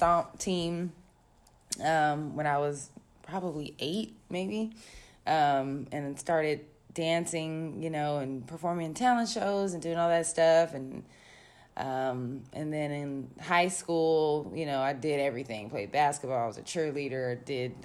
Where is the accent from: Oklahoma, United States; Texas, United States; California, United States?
California, United States; Sacramento; also born or lived in Florida / Tacoma, Washington / Bay Area, California; I was born in Sacramento, California. So I'm a Cali girl through and through.